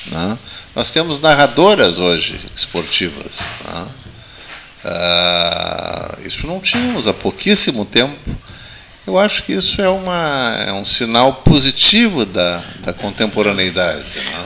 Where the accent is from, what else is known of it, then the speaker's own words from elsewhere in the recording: Bagé, Rio Grande do Sul, Brazil; now in Pelotas, Brazil; Eu que não sou daqui, fui criado em Bagé